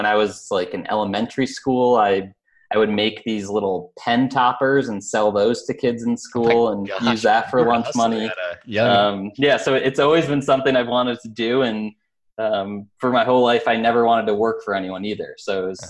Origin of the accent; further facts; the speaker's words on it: Albany, New York, United States; I grew up in Albany, New York, which is upstate New York